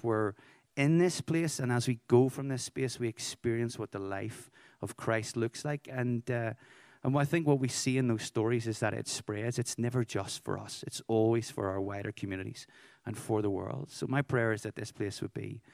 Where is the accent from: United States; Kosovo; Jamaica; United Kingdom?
United Kingdom; Belfast, Northern Ireland; I'm from Belfast, Northern Ireland.